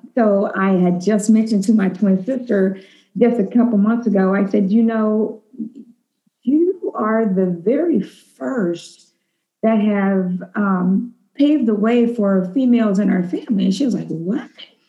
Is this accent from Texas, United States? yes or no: no; Fort Wayne, Indiana, United States; I am originally from Fort Wayne, Indiana.